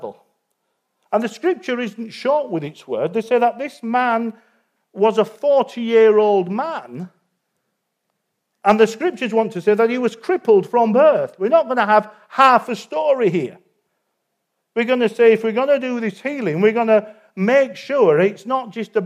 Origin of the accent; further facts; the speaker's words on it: Yorkshire and the Humber, United Kingdom; I'm a Yorkshireman